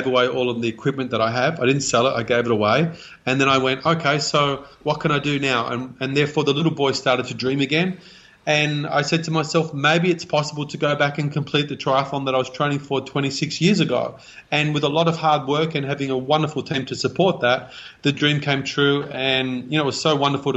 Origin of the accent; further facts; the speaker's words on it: Australia; I was born here in Australia.